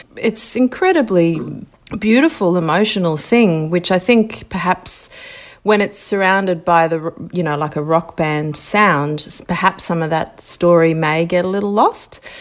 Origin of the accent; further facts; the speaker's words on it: Brisbane, Queensland, Australia; And I grew up in Ashgrove, which was a beautiful kind of, um, you know, big wide streets